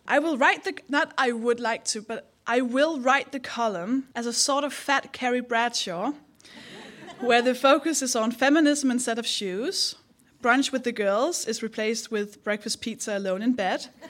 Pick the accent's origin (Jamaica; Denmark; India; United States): Denmark; accent: Danish; English is a second language; moved away; I'm from Denmark. That's the accent.